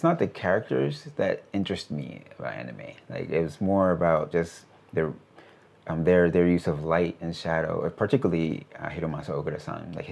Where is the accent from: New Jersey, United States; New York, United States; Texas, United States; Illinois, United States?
New Jersey, United States; Paterson; moved away as an adult; now in Tokyo, Japan; I grew up in Paterson. We grew up in a very poor family.